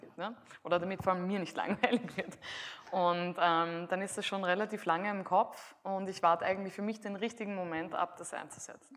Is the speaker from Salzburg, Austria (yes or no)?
no; Graz, Styria, Austria; damals in Graz, wo ich aufgewachsen bin